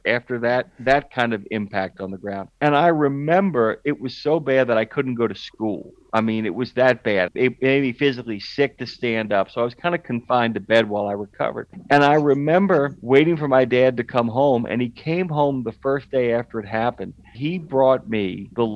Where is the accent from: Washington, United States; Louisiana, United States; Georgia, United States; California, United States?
Louisiana, United States; New Orleans; I grew up in a neighborhood off of Florida Lee